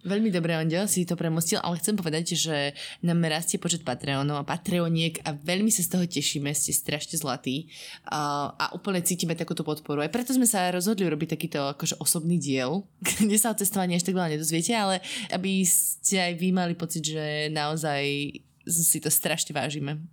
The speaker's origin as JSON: {"language": "Slovak", "country": "Slovakia", "moved": "yes", "lives_now": "Dubai, United Arab Emirates", "said": "nie som až tak často teda doma na Slovensku"}